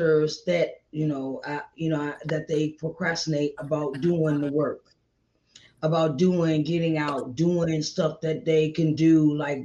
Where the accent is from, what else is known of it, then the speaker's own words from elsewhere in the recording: Virginia, United States; moved away; I'm from Virginia, and that's where I'm from, in that area